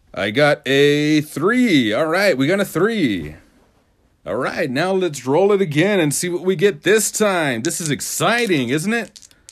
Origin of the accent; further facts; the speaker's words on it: Ozona, Texas, United States; moved away; my hometown of Oz City, U S A. By the way, it's Ozona, not Arizona